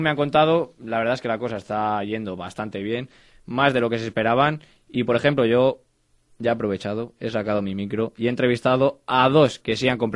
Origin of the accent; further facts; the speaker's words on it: Salamanca, Castile and León, Spain; Ya sabemos cómo somos los españoles y cómo somos también los almantinos